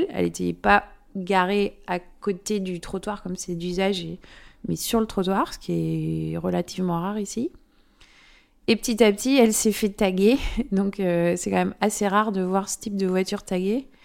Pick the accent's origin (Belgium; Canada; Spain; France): France; accent: French; Et moi, avec mon accent français, les gens pensaient toujours que j'étais une touriste.